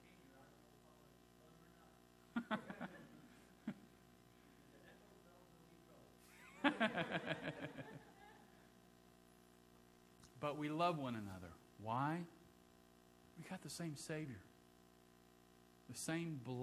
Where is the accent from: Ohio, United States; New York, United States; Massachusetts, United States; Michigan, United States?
Ohio, United States; moved away; I grew up in Ohio